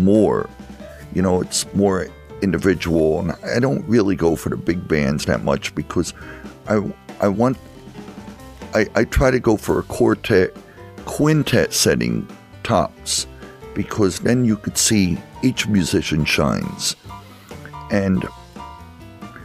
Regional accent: Easton, United States; I grew up in Easton

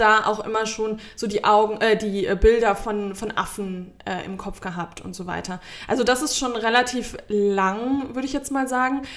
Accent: Germany; bei uns in Deutschland

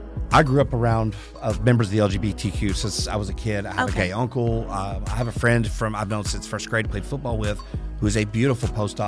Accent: Harrison, Arkansas, United States; Arkansas. Harrison, Arkansas.

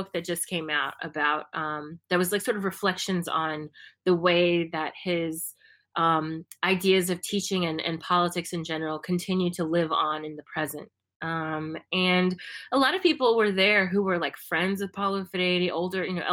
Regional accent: United States; now in Brazil; I'm from the US

